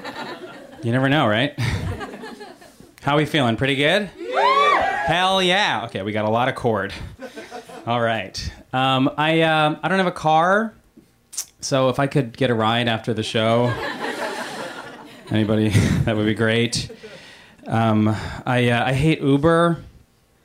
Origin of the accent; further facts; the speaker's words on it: Long Island, New York, United States; I am from Long Island